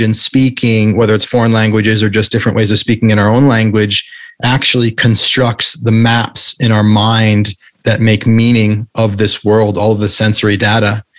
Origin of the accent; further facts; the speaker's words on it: New England, United States; moved away as an adult; also born or lived in London / Santa Monica; now in Maui, United States; I grew up in the Northeast in New England